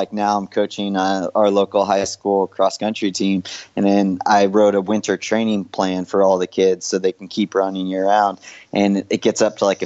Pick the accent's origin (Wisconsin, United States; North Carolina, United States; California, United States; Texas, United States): California, United States; Big Bear Lake; I was 13 years old in my hometown, Big Bear Lake in California